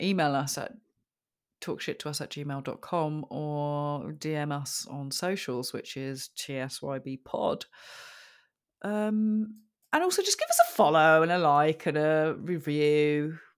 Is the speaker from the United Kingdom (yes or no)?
yes; United Kingdom; I'm very British